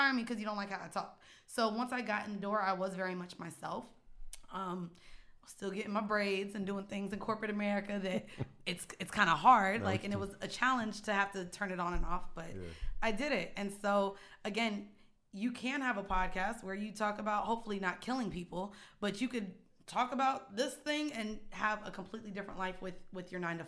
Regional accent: Florida, United States; I went to Lehman, didn't know about it. I'm from Florida.

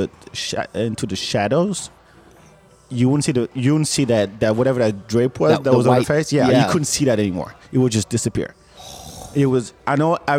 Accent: France; also born or lived in Senegal; now in Austin, United States; I grew up in France

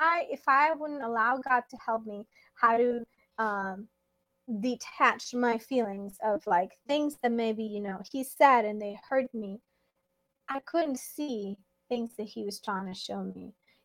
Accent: Mexico; I'm Mexican

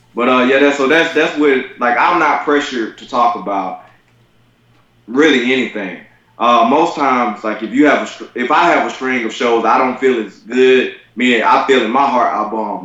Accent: Albany, Georgia, United States; I am from Albany, Georgia. That's Southwest Georgia.

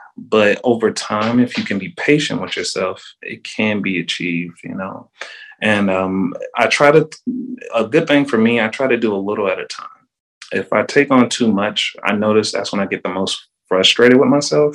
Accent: Charlotte, North Carolina, United States; moved away as an adult; also born or lived in Raleigh, North Carolina / Durham, North Carolina / Statesville, North Carolina; now in Tampa, United States; I moved to Charlotte um, until I was 12

